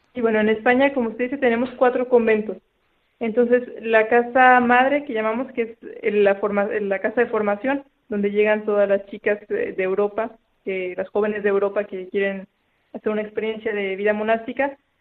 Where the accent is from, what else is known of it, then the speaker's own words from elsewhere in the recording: Saltillo, Coahuila, Mexico; moved away; yo soy de Saltillo, es el norte de México.